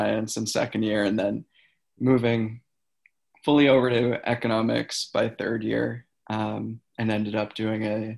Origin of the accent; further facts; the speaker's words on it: Antigonish, Nova Scotia, Canada; I'm also from Anaganish, so I stayed local and ended up living on campus